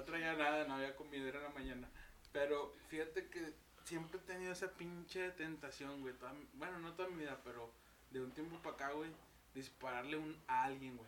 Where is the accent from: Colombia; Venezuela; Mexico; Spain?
Mexico; Monterrey, Nuevo León; así le decimos aquí en Monterrey